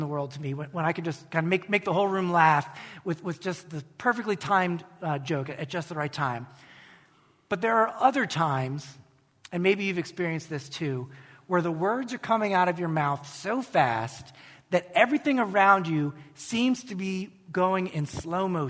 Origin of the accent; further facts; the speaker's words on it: United States; an American Christian